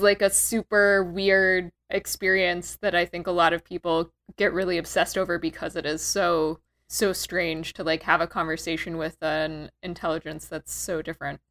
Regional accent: Texas, United States; I'm from Texas

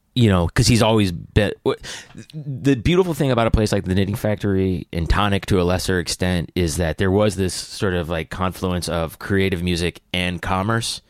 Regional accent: upstate New York, United States; moved away as an adult; also born or lived in Atlanta / Athens / Nashville; now in New York, United States; I grew up upstate

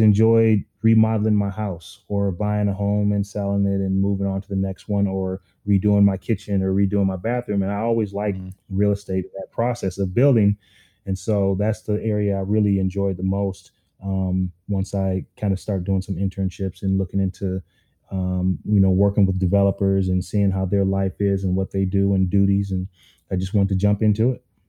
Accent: Minneapolis, Minnesota, United States; I was I'm from North Minneapolis, and um, everyone knows it's it's one of those underserved communities that um, I was able to have some success

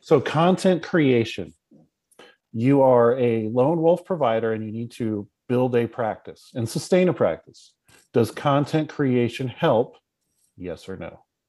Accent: West Coast, United States; us West Coasters

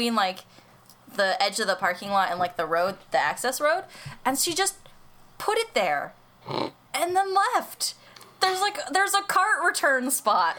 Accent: United States; we're just American.

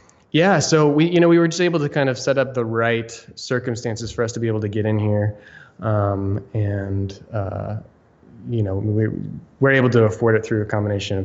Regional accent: Austin, Texas, United States; also born or lived in New York City / Maine; now in Raleigh, United States; I'm from Texas. I was actually born in Austin.

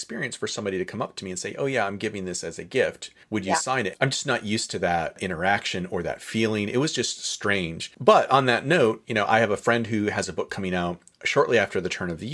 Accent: North Country of New York, United States; I grew up in the North Country of New York, and snow was always a factor

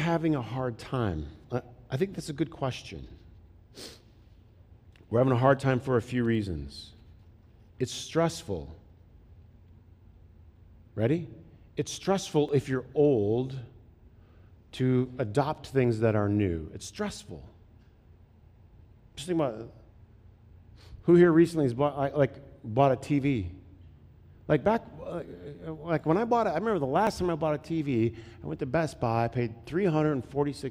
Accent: Flint, Michigan, United States; moved away; I grew up in Flint

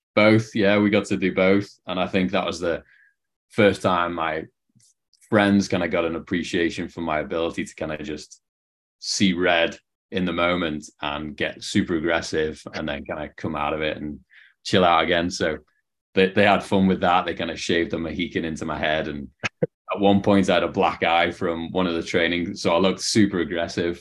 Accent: Liverpool, North West England, United Kingdom; moved away as an adult; also born or lived in Canada; now in San Diego, United States; you can probably tell from the accent, not from San Diego, where I'm based now um, from Liverpool, England, or just outside it

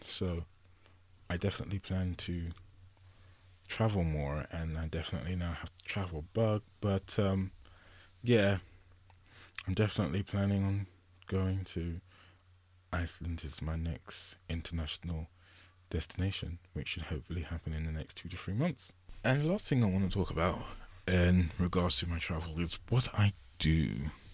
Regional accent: England, United Kingdom; I'm from England.

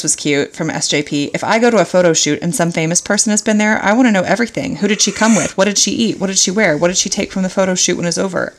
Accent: West Virginia, United States; What was I going to do? I was from West Virginia. I was psyched to be there.

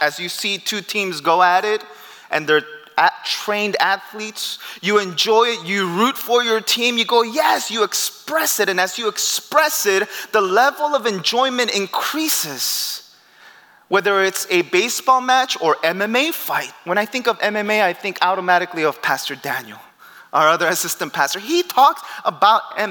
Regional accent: Peru; moved away; I grew up in Peru.

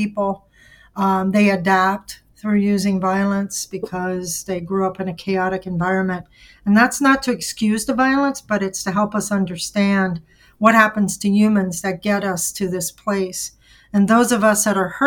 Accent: Louisiana, United States; moved away as an adult; now in Milwaukee, United States; I am from Louisiana. I moved here 38 years ago, and I've been here ever since.

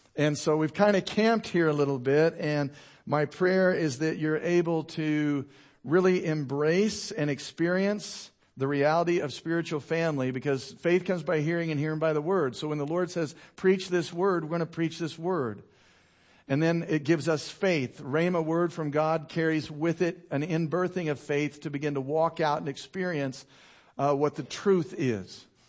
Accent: United States; I'm an American

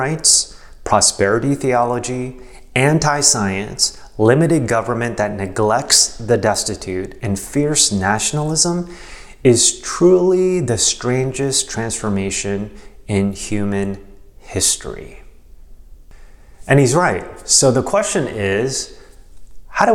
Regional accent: United States; I love being American

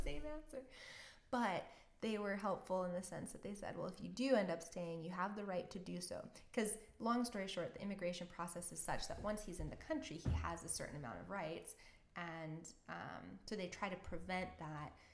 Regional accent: Canada; moved away as an adult; also born or lived in Orange County, California; being a Canadian

